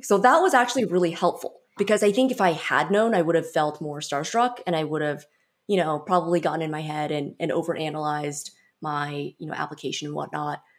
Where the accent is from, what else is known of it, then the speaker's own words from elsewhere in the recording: San Francisco Bay Area, California, United States; I'm from the San Francisco Bay Area originally